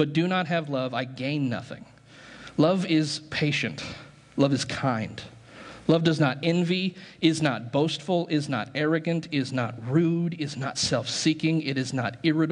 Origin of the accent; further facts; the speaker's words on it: United States; American Christians